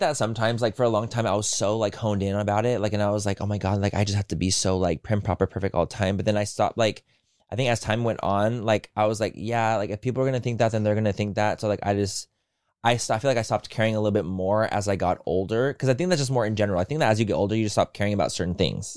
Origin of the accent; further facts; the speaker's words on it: San Diego, California, United States; I grew up in San Diego.